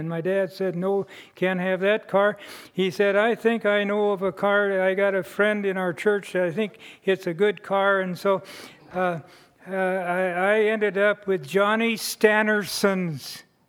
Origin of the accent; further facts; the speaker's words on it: western Iowa, United States; my hometown in western Iowa.